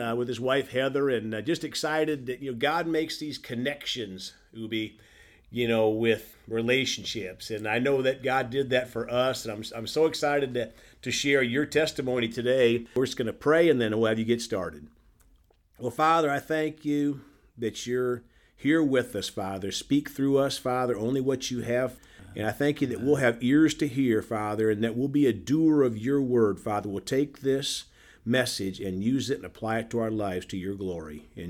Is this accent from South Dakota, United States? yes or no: yes; South Dakota, United States; which is what my plan was, although I came from South Dakota, the long route.